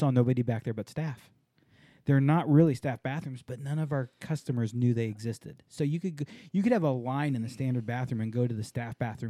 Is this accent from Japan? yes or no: yes; Japan; moved away; I grew up in Japan